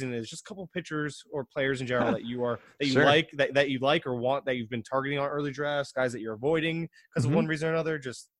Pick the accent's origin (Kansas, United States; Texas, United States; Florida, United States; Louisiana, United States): Florida, United States; I'm from Florida. I don't know. We don't do trains and subways.